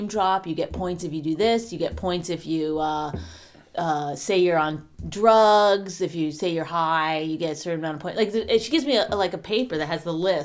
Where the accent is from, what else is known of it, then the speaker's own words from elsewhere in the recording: New Jersey, United States; I'm from New Jersey